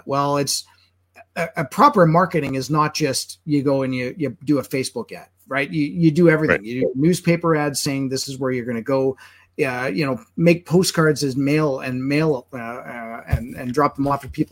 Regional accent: Manitoba, Canada; now in Alberta, Canada; I'm originally from Manitoba

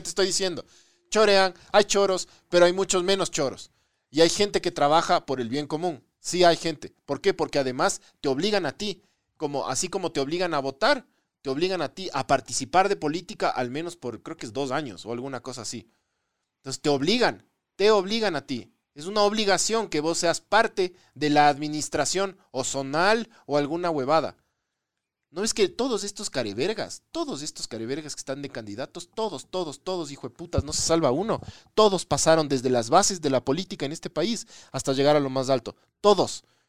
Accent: Ecuador; Nosotros como ecuatorianos

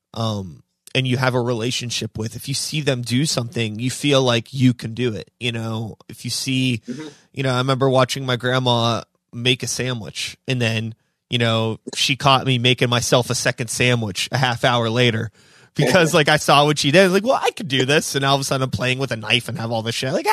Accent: Pittsburgh, Pennsylvania, United States; I grew up in Pittsburgh. Yeah. So I've always lived in the city proper

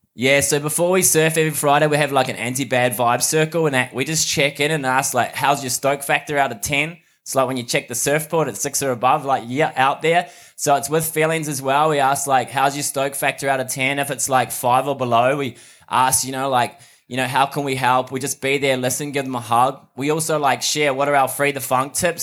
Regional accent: Mount Maunganui, Bay of Plenty, New Zealand; now in Sydney, Australia; I'm from New Zealand, but live in Sydney at the moment in Bondi

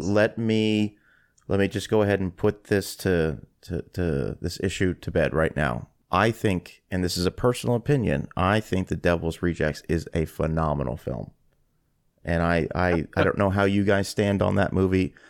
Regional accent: Canada; as a Canadian

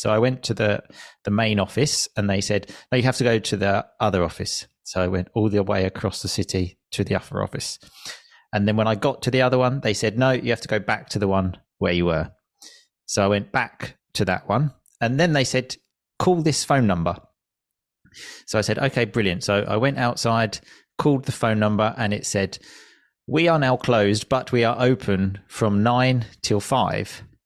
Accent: Chelmsford, East of England, United Kingdom; moved away as an adult; also born or lived in Italy; I moved back to my hometown, Chelmsford, two years ago now

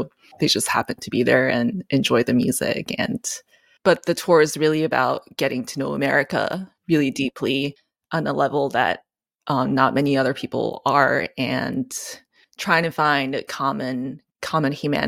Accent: Japan; now in United States; So so I'm not from here. I'm from Japan. And I went through a phase in my life, I guess like right after school, where I wasn't sure what I was doing with piano and what I was doing with my life. And I grew up internationally

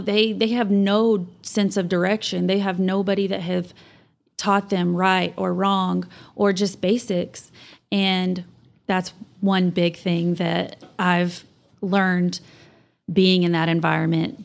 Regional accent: Canyon, Texas, United States; also born or lived in Amarillo, Texas / Plainview, Texas; I was born here, but I was raised in Canyon

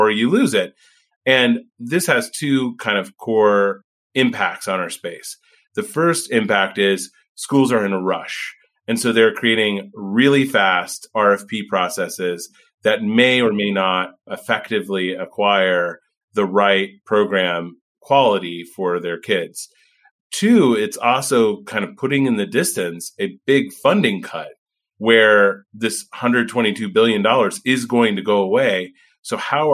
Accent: Indiana, United States; moved away; I'm from Indiana originally

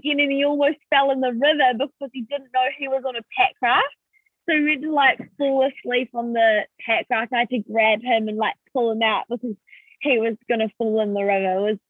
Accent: North Canterbury, New Zealand; I'm from North Canterbury, so that's what, like 9 hours drive from where the boys live.

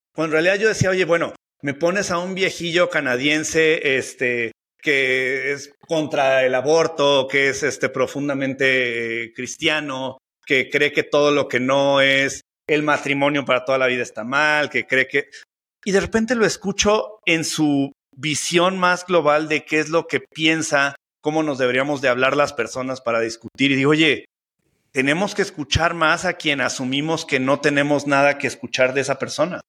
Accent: Mexico City, Mexico; soy chilango

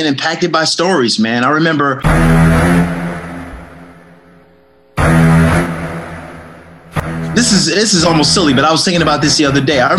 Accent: Chicago, Illinois, United States; I was born and raised in Chicago

